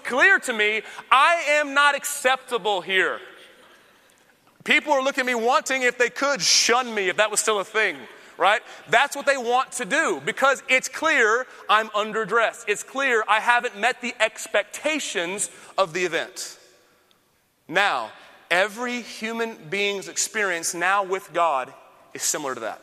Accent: Austin, Texas, United States; I'm from Austin

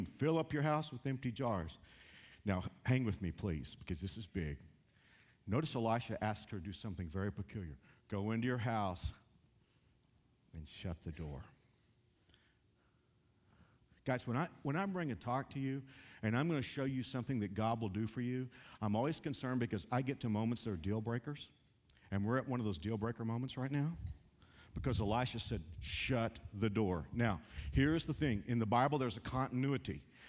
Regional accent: Texas, United States; moved away; I'm from Texas.

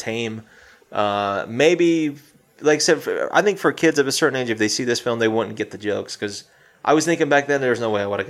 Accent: South Carolina, United States; my home state of South Carolina

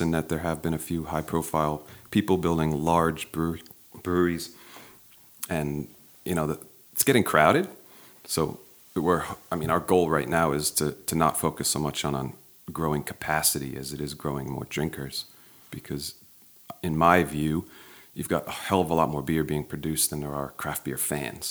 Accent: Maplewood, New Jersey, United States; moved away as an adult; also born or lived in Sydney, Australia; I grew up in Maplewood, one town over

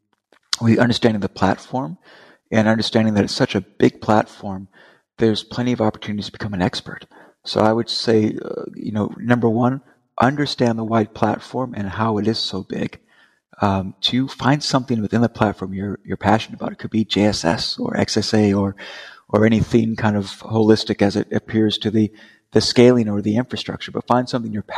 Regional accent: Las Vegas, Nevada, United States; now in Charlotte, United States; I'm originally from Las Vegas, Nevada. I now reside in Charlotte, North Carolina.

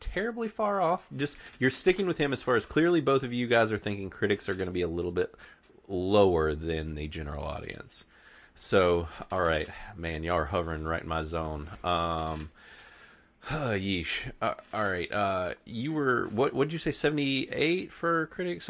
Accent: the South, United States; We are from the South

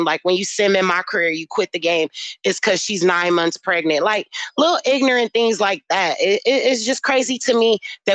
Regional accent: United States; accent: African American; my accent is strong, so they know that I'm African American

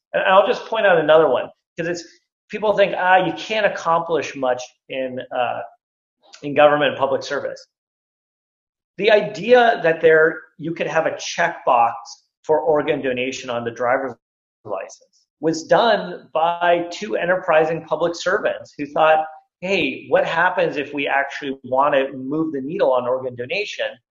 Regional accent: Silicon Valley, California, United States; I grew up here in Silicon Valley

